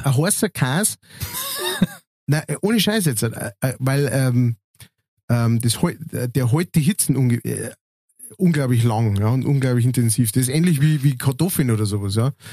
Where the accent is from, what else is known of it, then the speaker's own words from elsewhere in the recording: Münster, Germany; moved away; wo ich aufgewachsen bin, in Münster